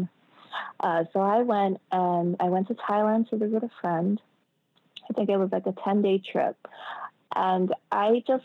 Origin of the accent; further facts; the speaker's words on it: United States; moved away as an adult; I'm American